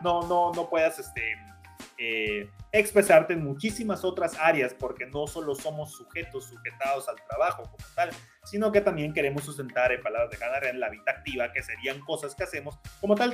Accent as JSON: {"language": "Spanish", "region": "Campeche", "country": "Mexico", "also_born_or_lived": "Tizimín", "moved": "yes", "said": "yo soy de Campeche, nunca había estado en Tizimín"}